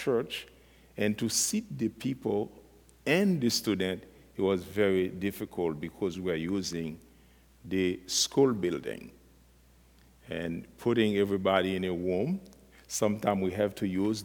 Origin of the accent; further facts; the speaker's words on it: Haiti; I was born in Haiti and raised from a Christian family